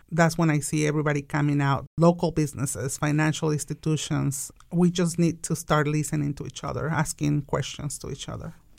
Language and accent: English; Tijuana, Baja California, Mexico; English is a second language; now in Wichita, United States; I'm an immigrant from Mexico. I was actually born in Tijuana, the most beautiful border from Mexico